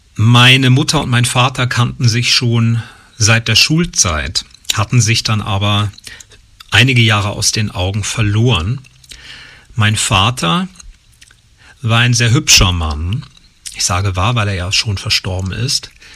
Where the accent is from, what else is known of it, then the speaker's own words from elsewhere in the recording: Usingen, Hesse, Germany; bin ich in einem kleinen Ort in Hessen groß geworden, in Usingen